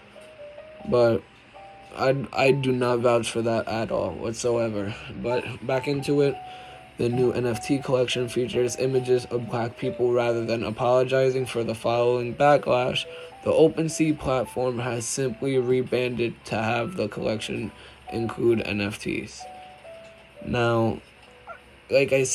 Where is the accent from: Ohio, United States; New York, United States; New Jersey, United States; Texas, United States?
New York, United States; I'm from New York